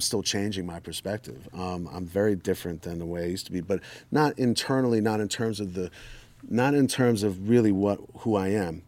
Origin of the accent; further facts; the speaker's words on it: New York, United States; I'm from New York